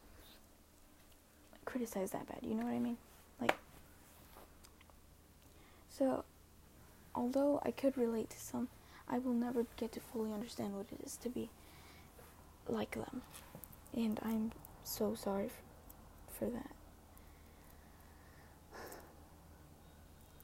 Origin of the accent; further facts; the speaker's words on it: United States; I'm not a white person, but I was born in America